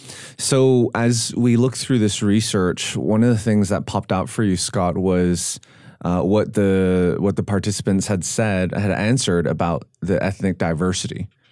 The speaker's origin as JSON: {"language": "English", "town": "Vancouver", "region": "British Columbia", "country": "Canada", "tie": "born or raised there", "lives_now": "Nashville, United States", "said": "Growing up in Vancouver, I was not a visible minority in general. In my high school, there were more non-Asians. There were more Asians than non-Asians."}